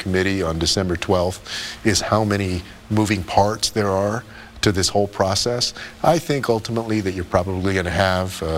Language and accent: English; San Antonio, Texas, United States; I grew up in San Antonio on the west side